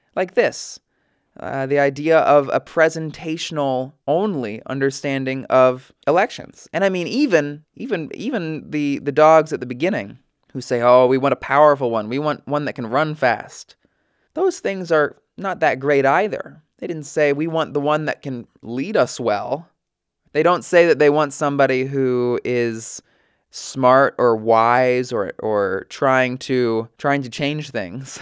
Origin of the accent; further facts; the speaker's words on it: United States; as an American